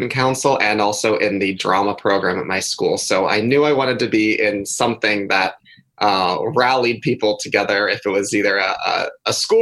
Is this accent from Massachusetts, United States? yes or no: no; Thousand Oaks, California, United States; So I grew up in Thousand Oaks, California, which is outside of Los Angeles